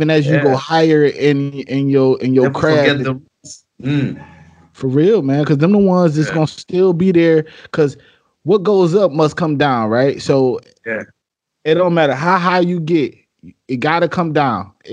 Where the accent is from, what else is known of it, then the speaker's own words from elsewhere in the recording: Detroit, Michigan, United States; I'm from Detroit